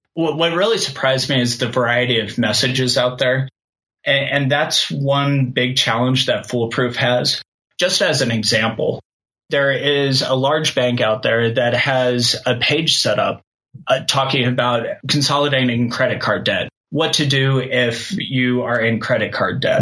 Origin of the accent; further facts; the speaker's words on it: Kansas, United States; moved away as an adult; also born or lived in Colorado; I grew up in Kansas and I moved to Colorado to go to school